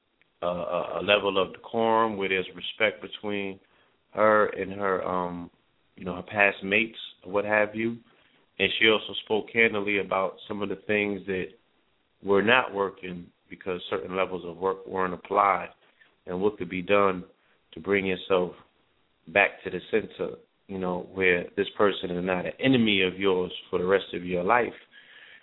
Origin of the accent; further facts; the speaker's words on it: New York, United States; moved away; being a New Yorker